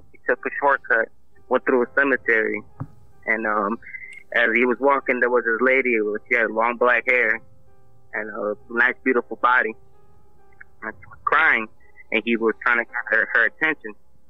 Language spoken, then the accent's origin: English; St. Louis, Missouri, United States; Yes, St. Louis, Missouri.